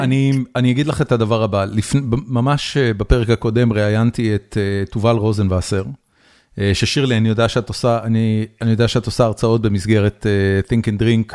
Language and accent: Hebrew; Israel; moved away as an adult; now in United States; גדלתי בישראל, גיל 13, זה, זה בעצם אמצע סוף שנות ה-80